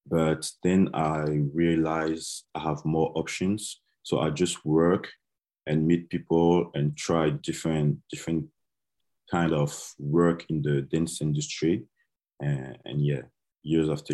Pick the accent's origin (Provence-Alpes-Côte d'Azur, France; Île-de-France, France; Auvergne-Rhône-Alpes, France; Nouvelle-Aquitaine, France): Île-de-France, France; near Paris; English is a second language; also born or lived in Côte d'Ivoire; I was raised in France near Paris